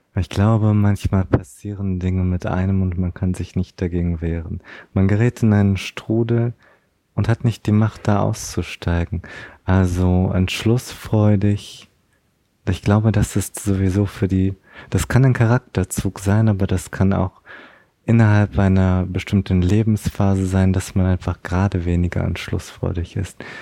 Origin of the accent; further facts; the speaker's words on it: Berlin, Germany; aber ich komme auch aus Berlin